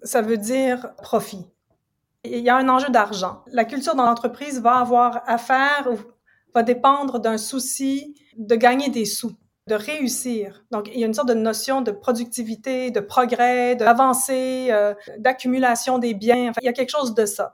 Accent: Ontario, Canada; moved away as an adult; also born or lived in United States / England / Quebec; now in Montreal, Canada; je viens pas d'ici, je suis grandie en Ontario, donc je suis franco-ontarienne.

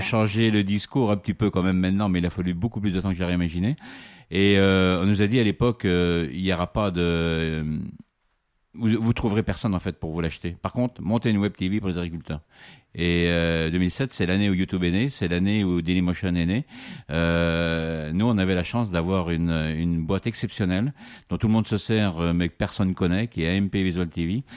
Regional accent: Vendée, Pays de la Loire, France; chez moi en Vendée

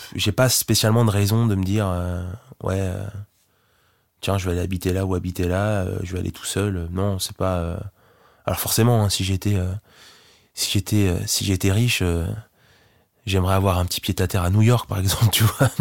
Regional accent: Lillebonne, Normandy, France; c'est là où je vis, c'est là où j'ai grandi

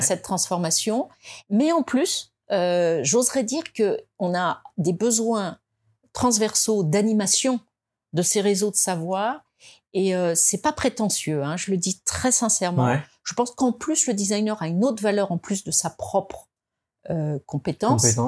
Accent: France; on est français, hein, on est français

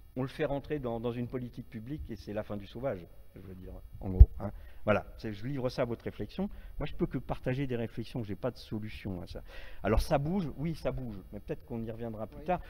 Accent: Marais de Redon, Brittany, France; je suis breton d'origine, euh, un petit village euh, des Marais de Redon, si certains connaissent, à la frontière des trois départements, Loire-Atlantique, Morbihan et, et Ille-et-Vilaine. Donc moi j'ai une enfance rurale

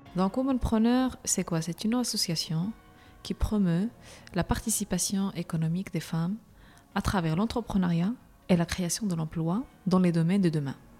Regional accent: Agadir, Souss-Massa, Morocco; moved away as an adult; also born or lived in Rabat, Morocco / France; now in Brussels, Belgium; je suis marocaine, je suis née à Agadir

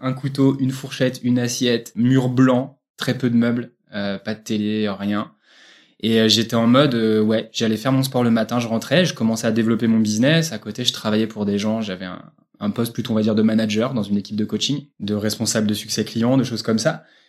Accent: Bourges, Centre-Val de Loire, France; je viens de Bourges, région centre

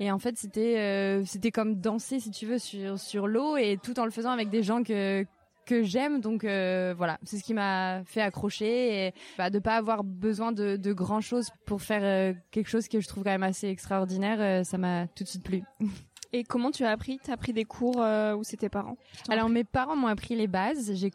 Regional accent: France; j'ai 25 ans, je suis française

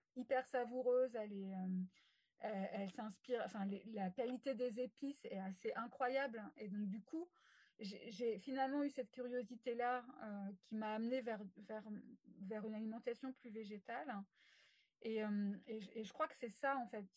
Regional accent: West of France, France; also born or lived in Rennes / Paris; je suis une femme de l'Ouest depuis tout le temps. Hein. Euh, je suis née euh, dans l'Ouest

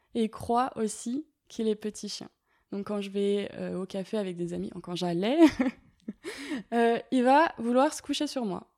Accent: Paris, Île-de-France, France; j'ai 23 ans et je suis étudiante en écologie et je suis parisienne. Euh, j'habite dans le 15e, dans mon appartement familial.

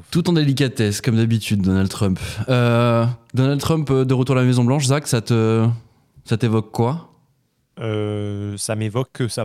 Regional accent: Canada; Puis moi, en tant que Canadien, je vous avoue que clairement

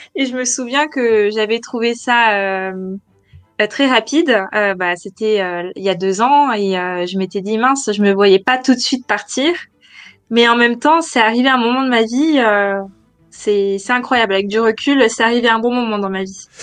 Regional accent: France; moved away as an adult; also born or lived in Paris, France; now in London, United Kingdom; je suis française

